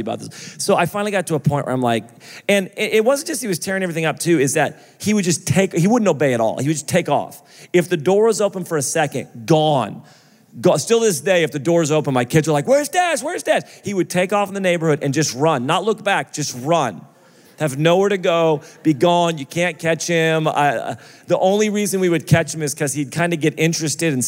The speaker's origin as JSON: {"language": "English", "country": "United States", "said": "I'm American"}